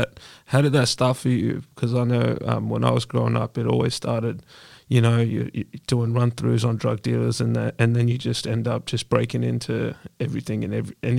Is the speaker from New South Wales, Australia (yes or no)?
no; Dandenong, Victoria, Australia; I'm from Dandy as well. Afghan, born and raised.